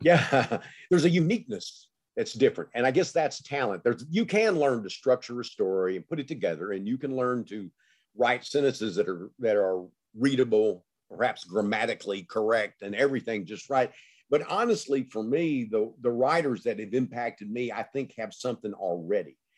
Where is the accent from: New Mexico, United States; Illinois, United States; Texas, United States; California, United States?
Texas, United States; Gladewater; growing up in Gladewater, Texas, when I did in the nineteen fifties, sixties, you know, early seventies.